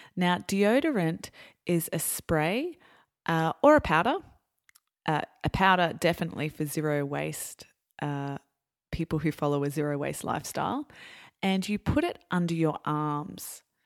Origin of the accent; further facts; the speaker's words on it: Australia; I'm Australian